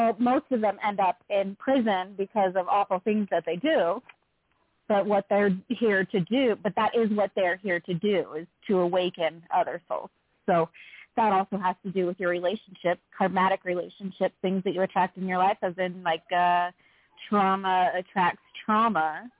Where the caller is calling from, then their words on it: Utah, United States; …, calling from Utah.